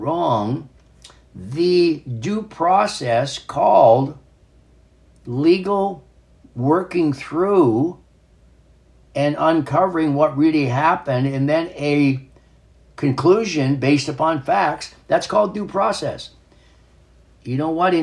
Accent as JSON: {"language": "English", "region": "North Dakota", "country": "United States", "tie": "born or raised there", "said": "as a young man, a boy, growing up in North Dakota"}